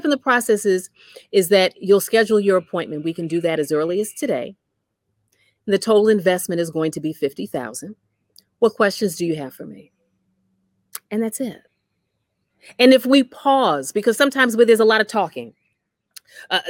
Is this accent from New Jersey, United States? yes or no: yes; New Jersey, United States; I'm from New Jersey